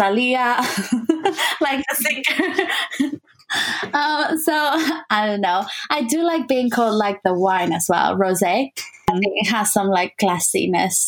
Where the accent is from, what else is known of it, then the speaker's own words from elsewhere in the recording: Barcelona, Catalonia, Spain; English is a second language; moved away as an adult; I spent 18 years almost in Barcelona